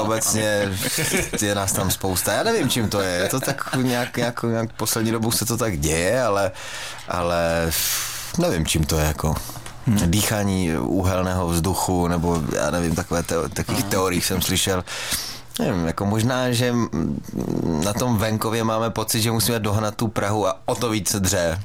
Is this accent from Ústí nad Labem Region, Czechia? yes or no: no; Frýdek-Místek, Moravian-Silesian Region, Czechia; my třeba ve Frýdku